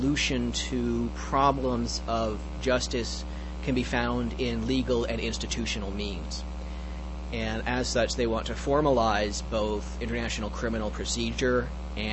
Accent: Canada; I'm actually a Canadian, so I grew up in a wholly owned subsidiary of the U.S.

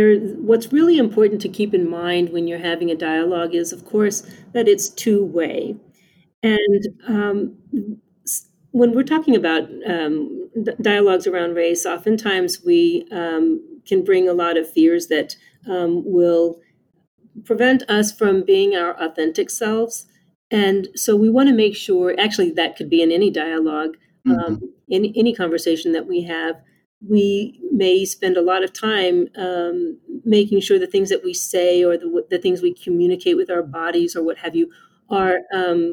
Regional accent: South Texas, United States; moved away as an adult; now in Ohio, United States; I am originally from South Texas

